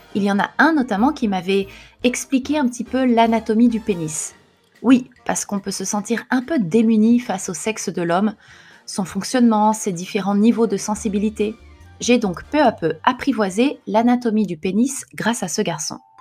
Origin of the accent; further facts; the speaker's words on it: France; now in Japan; Je suis française mais je vis au Japon.